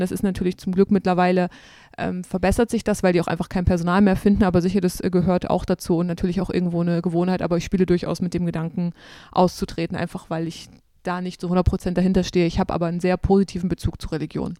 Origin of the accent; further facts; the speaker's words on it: Saxony-Anhalt, Germany; moved away; meiner Heimat Sachsen-Anhalt vom Dorf